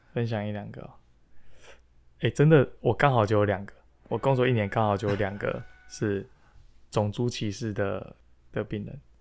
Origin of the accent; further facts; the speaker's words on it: Taiwan; moved away; 我是台湾人